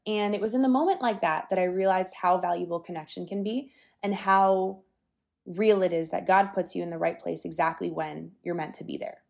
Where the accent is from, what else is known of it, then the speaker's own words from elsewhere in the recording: Florida, United States; I'm from Florida. I do love it here